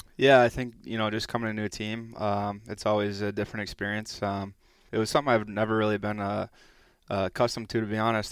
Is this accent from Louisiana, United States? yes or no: no; Stillwater, Minnesota, United States; moved away as an adult; also born or lived in Texas; our, uh, youth hockey rink where I grew up playing in Stillwater there